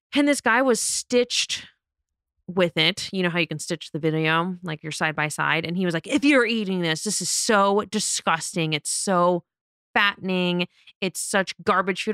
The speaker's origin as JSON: {"language": "English", "town": "Las Vegas", "region": "Nevada", "country": "United States", "tie": "born or raised there", "said": "I'm born and raised in Las Vegas"}